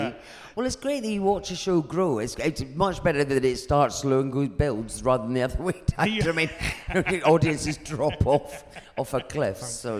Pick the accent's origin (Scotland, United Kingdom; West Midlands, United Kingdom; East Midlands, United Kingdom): Scotland, United Kingdom; Dunkeld; now in Edinburgh, United Kingdom; I'm originally from Dunkeld, which is a very small town just near Perth.